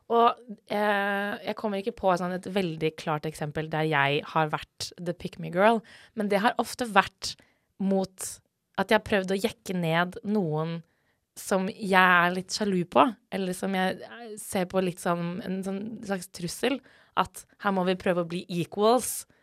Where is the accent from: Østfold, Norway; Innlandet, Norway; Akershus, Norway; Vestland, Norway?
Akershus, Norway; Asker; now in Bergen, Norway; jeg er fra Asker